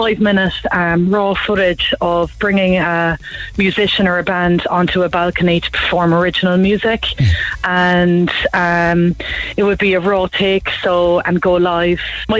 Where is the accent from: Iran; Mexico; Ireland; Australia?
Ireland; Bandon, Munster; now in Clonakilty, Ireland; I'm from West Cork. I'm originally from Bandon and Clonakilty now.